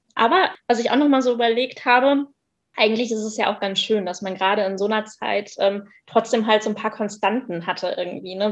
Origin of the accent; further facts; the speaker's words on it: Moers, North Rhine-Westphalia, Germany; ich komme aus Mörs, das ist am Niederrhein, das ist in der Nähe von Duisburg